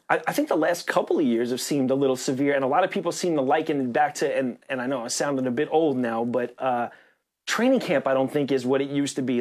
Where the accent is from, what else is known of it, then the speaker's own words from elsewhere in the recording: New York, United States; as a New Yorker.